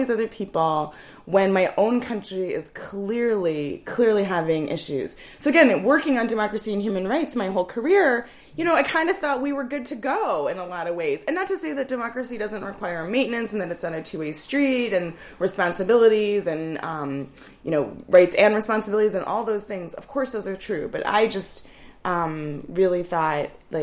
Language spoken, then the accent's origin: English; Lancaster County, Pennsylvania, United States; I grew up here in Lancaster County. I went to Manheim Township schools. And like you, though, I was not born here. My family's not from here. So technically, I'm an outsider. But we came here when I was 8.